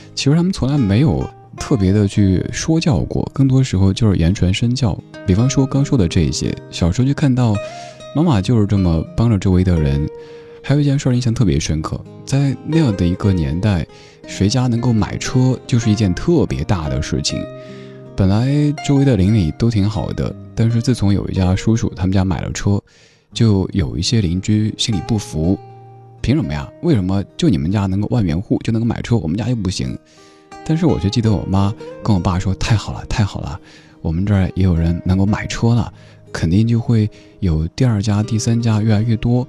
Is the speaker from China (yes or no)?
yes; Chengdu, Sichuan, China; 我的家乡那座城市